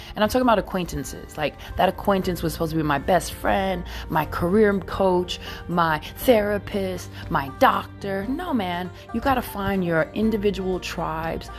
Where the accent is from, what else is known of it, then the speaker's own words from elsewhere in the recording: New York City, New York, United States; also born or lived in San Francisco Bay Area; now in San Francisco, United States; I'm Brooklyn all day, but I live in the Bay Area